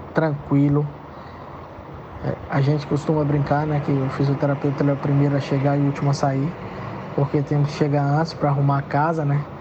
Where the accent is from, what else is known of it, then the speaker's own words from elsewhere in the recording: Belo Horizonte, Minas Gerais, Brazil; moved away as an adult; now in Maceió, Brazil; sou mineiro, sou de Belo Horizonte, mas enraizado aqui em Maceió. Moro aqui em Maceió desde 2000, há 22 anos